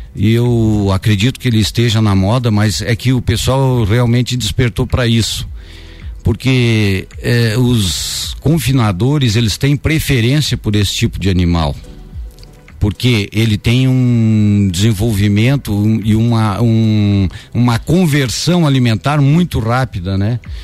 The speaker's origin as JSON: {"language": "Portuguese", "town": "São José dos Ausentes", "region": "Rio Grande do Sul", "country": "Brazil", "tie": "born or raised there", "said": "eu nasci em São José dos Ausentes, no Rio Grande do Sul, município uhum. que faz divisa com São Joaquim"}